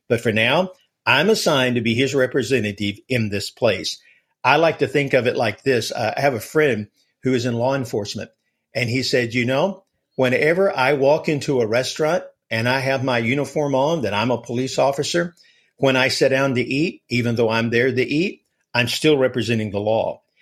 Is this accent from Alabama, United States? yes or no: yes; Alabama, United States; I'm from Alabama, so we live and breathe football here